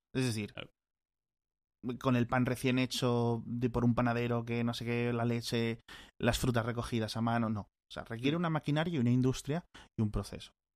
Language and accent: Spanish; Spain